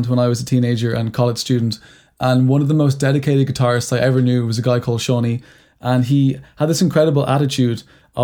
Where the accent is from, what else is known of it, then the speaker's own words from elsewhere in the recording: Ireland; growing up in Ireland, it was a very religious country until very recently